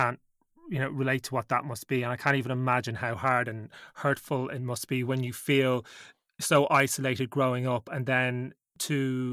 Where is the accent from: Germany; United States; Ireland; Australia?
Ireland; as an Irish man myself